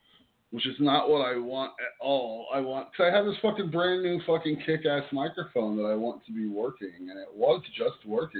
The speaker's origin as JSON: {"language": "English", "region": "Florida", "country": "United States", "tie": "born or raised there", "said": "I grew up in Florida, though."}